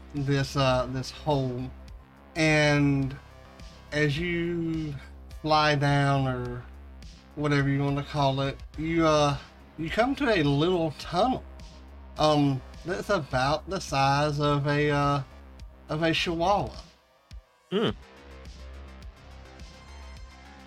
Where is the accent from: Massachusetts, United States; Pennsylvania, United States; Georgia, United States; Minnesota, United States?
Georgia, United States; I am from Georgia.